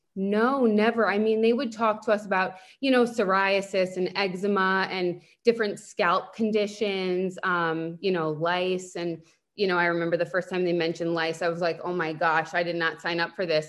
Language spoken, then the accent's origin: English; Northport, New York, United States; moved away as an adult; now in Boca Raton, United States; I grew up on Long Island. I'm from Northport